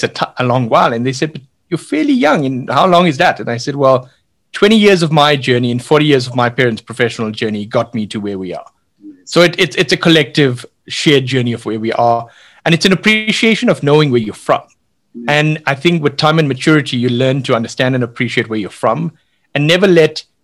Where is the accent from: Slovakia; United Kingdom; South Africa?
South Africa; we grew up with what in South Africa we call spinach, the old Indian triangle spinach that grew along the beach